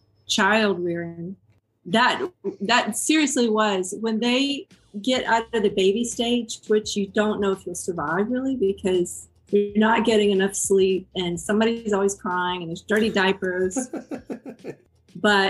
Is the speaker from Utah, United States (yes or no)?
no; Georgia, United States; now in Texas, United States; I grew up in Georgia